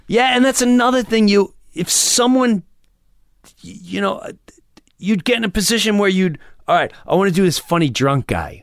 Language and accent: English; Long Island, New York, United States; moved away; also born or lived in Florida; I grew up in Long Island, and Long Island, I started in high school in rock clubs.